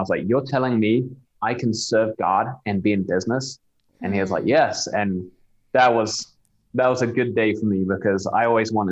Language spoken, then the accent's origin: English; Southampton, South East England, United Kingdom; accent: British; moved away as an adult; now in United States